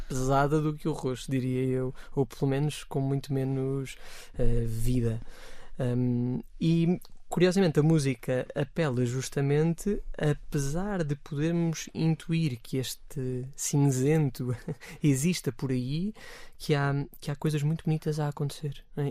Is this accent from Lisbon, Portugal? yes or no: yes; Amadora, Lisbon, Portugal; na paróquia de onde eu sou originário